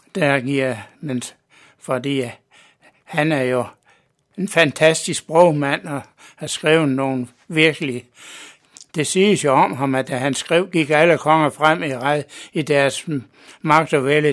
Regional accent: Mors, North Denmark Region, Denmark; moved away as an adult; now in Copenhagen, Denmark; Jeg er født på Mors for 76

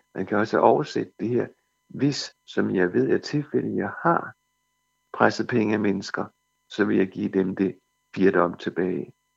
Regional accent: Denmark; som danskere

